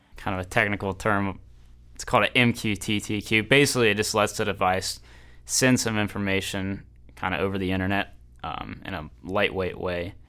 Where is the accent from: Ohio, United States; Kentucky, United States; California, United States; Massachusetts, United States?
Kentucky, United States; Northern; I am from Northern Kentucky originally